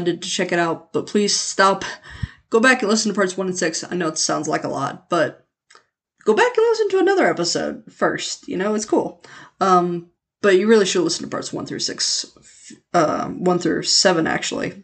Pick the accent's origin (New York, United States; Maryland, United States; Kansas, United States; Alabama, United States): Kansas, United States; Leavenworth; my hometown of Leavenworth